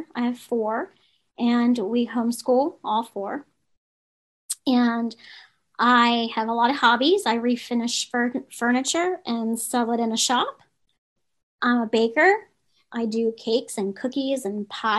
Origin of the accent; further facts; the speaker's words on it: Baltimore, Maryland, United States; I grew up in Baltimore City.